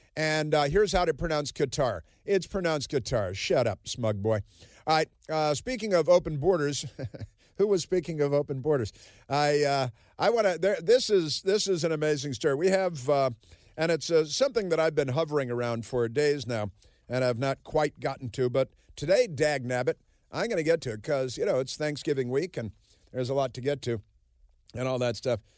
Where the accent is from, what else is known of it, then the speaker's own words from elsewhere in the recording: Chicago, Illinois, United States; also born or lived in Southern California; now in Washington, D.C., United States; I grew up in Chicago